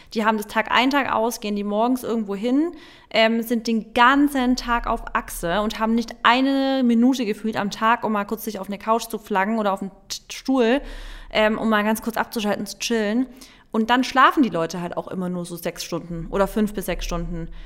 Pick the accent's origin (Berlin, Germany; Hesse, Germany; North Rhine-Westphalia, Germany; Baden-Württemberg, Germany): Baden-Württemberg, Germany; bei uns in Baden-Württemberg war es ja auch immer so, dass im September wieder die Schule losgeht